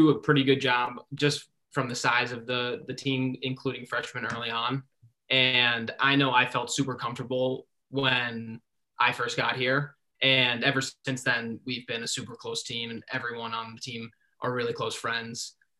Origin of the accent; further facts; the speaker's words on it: New York, United States; I'm from New York